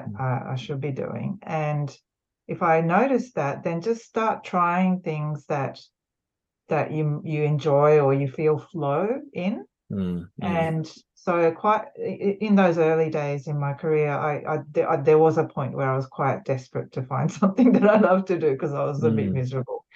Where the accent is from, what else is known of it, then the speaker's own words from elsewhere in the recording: Sydney, New South Wales, Australia; also born or lived in Japan; I was born in Australia, but went to Japan and then back again.